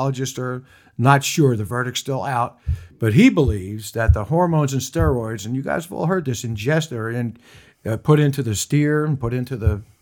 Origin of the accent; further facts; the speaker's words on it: New York, United States; moved away; New York, because I was born in New York